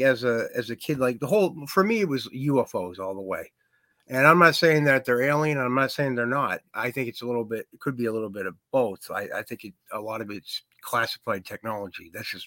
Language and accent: English; Wrentham, Massachusetts, United States; King Philip was the name of my high school growing up in Wrentham, Massachusetts